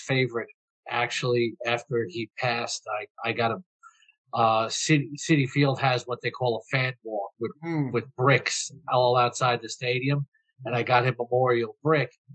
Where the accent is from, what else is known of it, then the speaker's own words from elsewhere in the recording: New York City, New York, United States; moved away as an adult; now in Florida, United States; I'm from Flushing, Queens